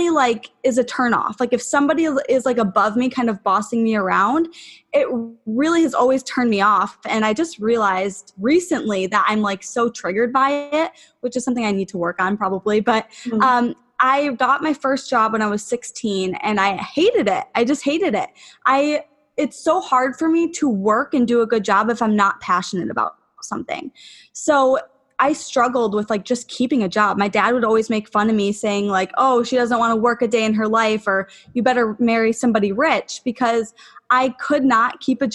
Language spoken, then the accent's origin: English; Buffalo, New York, United States; moved away as an adult; also born or lived in Atlanta; I'm from Buffalo, New York. I just moved back, actually. I was living in Atlanta